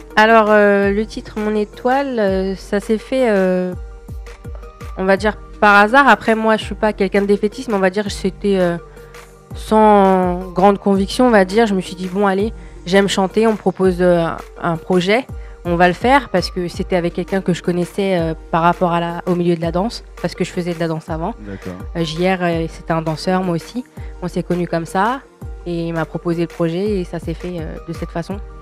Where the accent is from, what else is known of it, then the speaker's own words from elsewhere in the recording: Paris, Île-de-France, France; je viens de Paris.